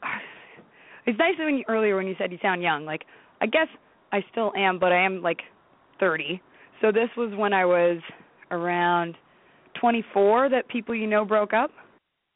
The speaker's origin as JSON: {"language": "English", "town": "Toronto", "region": "Ontario", "country": "Canada", "also_born_or_lived": "New York", "lives_now": "Toronto, Canada", "said": "we're all from Toronto"}